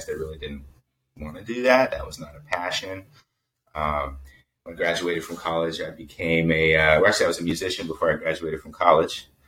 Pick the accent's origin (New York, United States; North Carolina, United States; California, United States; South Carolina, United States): California, United States; Bay Area; I grew up in the Bay Area, so we had a very strong Cantonese community